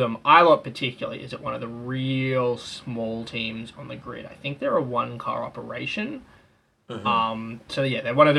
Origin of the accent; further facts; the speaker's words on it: Australia; if you're an Australian